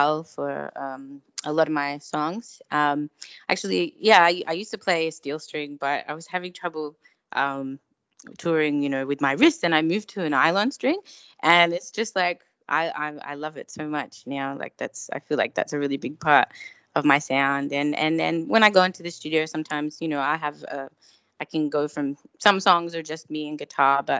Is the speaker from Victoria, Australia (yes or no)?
yes; Melbourne, Victoria, Australia; moved away as an adult; now in Los Angeles, United States; my hometown of Melbourne. Originally, I'm from Melbourne, Australia, now based in LA.